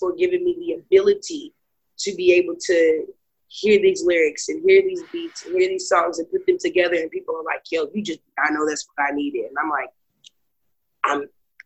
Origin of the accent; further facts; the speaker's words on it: Lexington, Kentucky, United States; I was born and raised in Lexington, Kentucky.